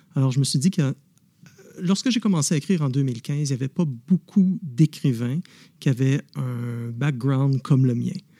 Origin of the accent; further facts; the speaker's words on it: Montreal, Quebec, Canada; now in Ottawa, Canada; je suis né à Montréal, mais j'habite maintenant à Ottawa